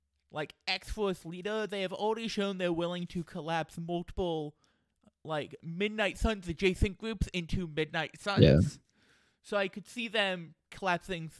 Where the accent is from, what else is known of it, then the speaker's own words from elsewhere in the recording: Redmond, Washington, United States; also born or lived in Olympia, Washington; I grew up in the greater Seattle area in Redmond